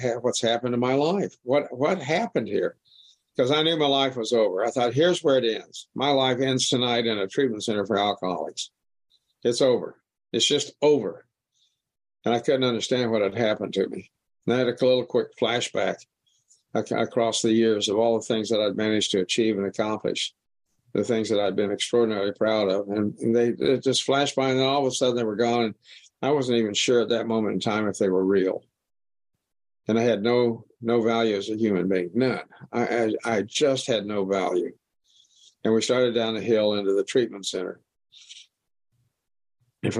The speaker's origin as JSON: {"language": "English", "town": "Wichita", "region": "Kansas", "country": "United States", "tie": "born or raised there", "said": "I was born in Wichita, Kansas, right in the middle of the United States. And I lived on the southeast edge of Wichita"}